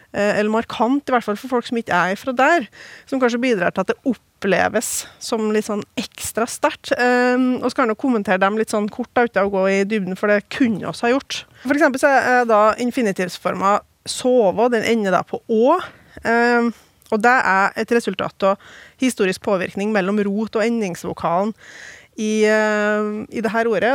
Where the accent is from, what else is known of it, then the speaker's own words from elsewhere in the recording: Oppdal, Trøndelag, Norway; i hjembygda mi Oppdal